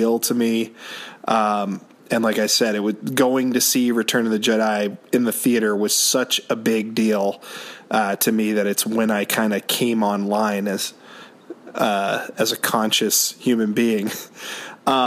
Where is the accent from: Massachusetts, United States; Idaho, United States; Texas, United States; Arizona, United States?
Massachusetts, United States; Orleans; there was a pizza restaurant in my hometown called Hilltop Pizza in Orleans, Massachusetts